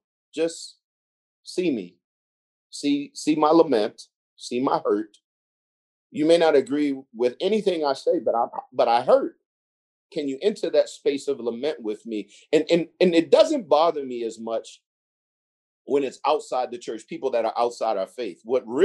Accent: Gresham, Oregon, United States; also born or lived in Sandy / Damascus; I grew up in Gresham, Oregon, or Sandy, Oregon, Damascus, or whatever.

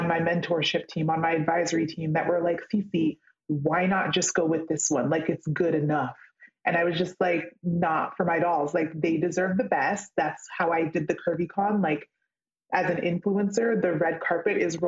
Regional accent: California, United States; I grew up in California

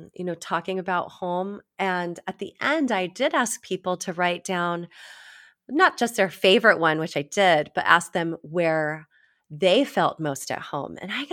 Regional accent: Virginia, United States; I don't know if you know, but I grew up in Virginia. I spent so much time there.

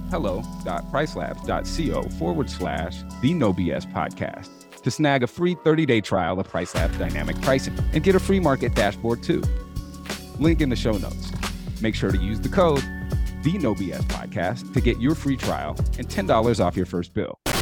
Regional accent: Oregon, United States; I grew up in Oregon

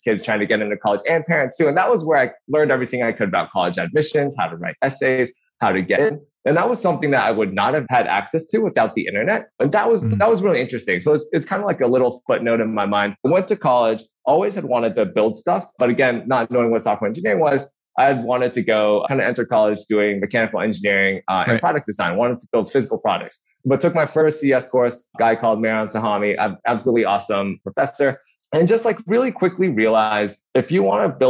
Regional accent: Vancouver, Washington, United States; I grew up in a small town called Vancouver in Washington

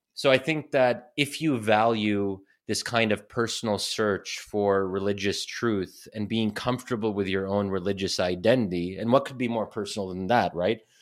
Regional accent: United States; if I had been born and raised in Egypt instead of the U S

